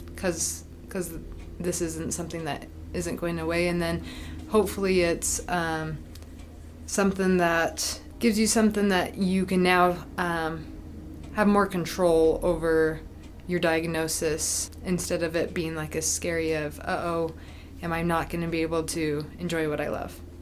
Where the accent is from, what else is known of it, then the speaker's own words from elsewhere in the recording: Utah, United States; I'm from Utah